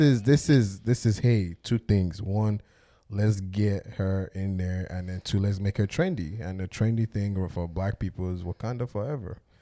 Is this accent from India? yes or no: no; Nigeria; moved away; as a black Nigerian man who grew up in Nigeria